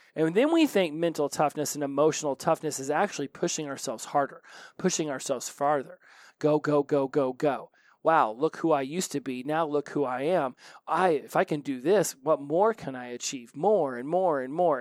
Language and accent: English; Oklahoma, United States; I'm from Oklahoma